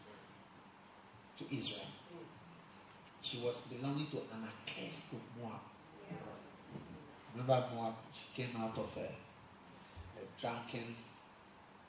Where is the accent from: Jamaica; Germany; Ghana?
Ghana; accent: Ghanaian; my Ghanaian accent